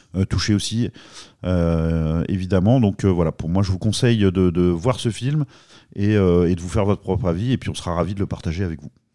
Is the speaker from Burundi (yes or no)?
no; France; nous, notamment français